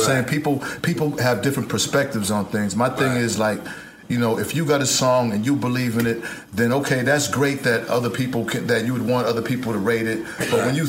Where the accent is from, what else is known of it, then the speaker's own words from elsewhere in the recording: Boston, Massachusetts, United States; I'm from Roxbury, Dorchester, Massachusetts